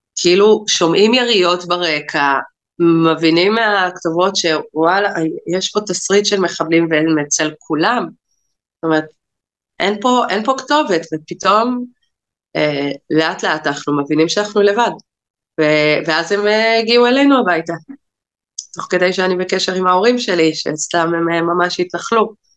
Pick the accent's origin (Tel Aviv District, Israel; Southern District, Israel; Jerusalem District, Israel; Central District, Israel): Southern District, Israel; Nir Oz; אני בת קיבוץ ניר עוז, הוריי גרים שם. אני עזבתי את הקיבוץ אחרי הצבא וחזרתי לפני עשר שנים